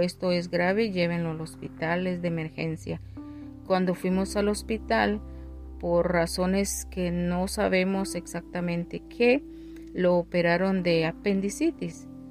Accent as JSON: {"language": "Spanish", "country": "Guatemala", "moved": "yes", "said": "mi país de origen, que es Guatemala"}